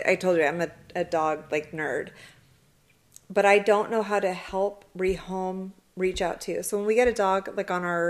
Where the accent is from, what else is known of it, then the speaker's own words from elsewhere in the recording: Kingman, Arizona, United States; I am from Kingman